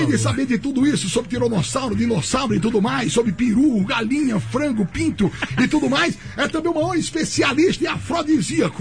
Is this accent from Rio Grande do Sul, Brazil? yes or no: no; Maceió, Alagoas, Brazil; moved away as an adult; now in São Paulo, Brazil; é característico lá do Nordeste e da minha terra, que é Maceió